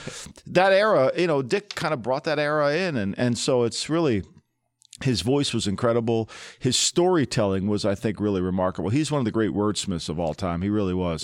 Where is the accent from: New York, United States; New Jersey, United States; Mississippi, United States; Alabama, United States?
New Jersey, United States; I grew up in New Jersey